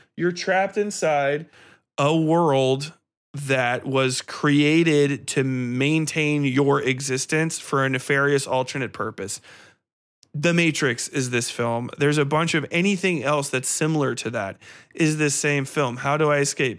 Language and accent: English; United States; I was raised in fucking suburbia. I'm American.